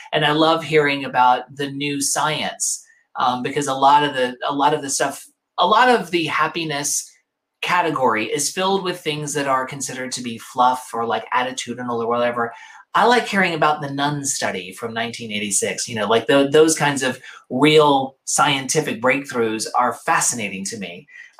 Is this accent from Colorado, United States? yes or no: no; New York, United States; But that's why I'm a New Yorker. No matter where I go, I'm a displaced New Yorker.